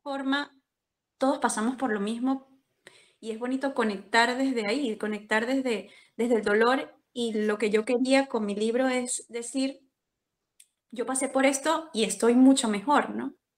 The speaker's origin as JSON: {"language": "Spanish", "country": "Venezuela", "also_born_or_lived": "Colombia", "moved": "as an adult", "lives_now": "Spain", "said": "soy venezolana"}